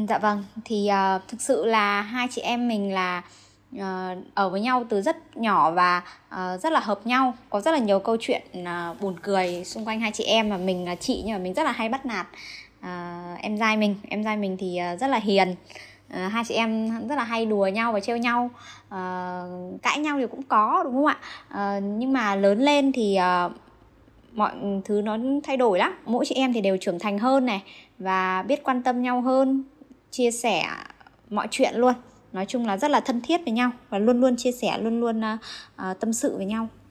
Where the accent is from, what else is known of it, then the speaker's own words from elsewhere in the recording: Lạng Sơn, Vietnam; now in Hanoi, Vietnam; mình đến từ Lạng Sơn